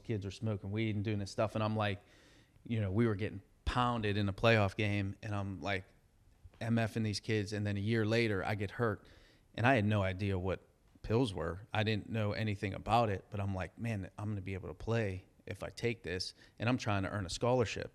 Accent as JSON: {"language": "English", "town": "Pittsburgh", "region": "Pennsylvania", "country": "United States", "tie": "born or raised there", "said": "I'm in my hometown."}